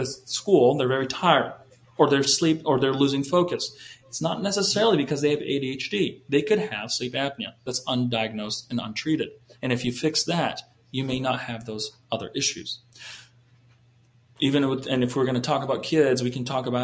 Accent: Canada; moved away; I was raised in Canada

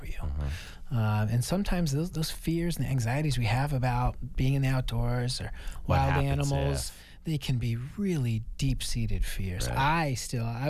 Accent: Maine, United States; moved away; I grew up in Maine in the wilderness and grew up around hunting culture

